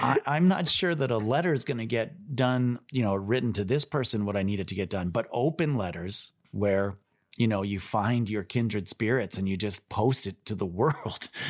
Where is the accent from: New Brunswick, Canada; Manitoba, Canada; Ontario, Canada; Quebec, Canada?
Ontario, Canada; Toronto; growing up in Toronto